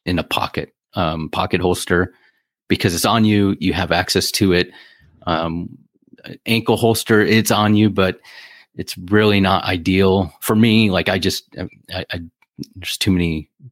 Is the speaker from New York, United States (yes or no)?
no; Ohio, United States; moved away as an adult; also born or lived in California; I moved back here from California. So, and it wasn't for the weather. So, in you know, Ohio